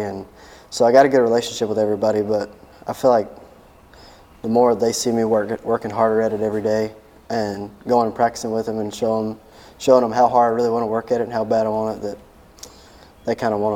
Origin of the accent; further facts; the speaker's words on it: Charlotte, North Carolina, United States; I grew up in Charlotte, on a ranch in Charlotte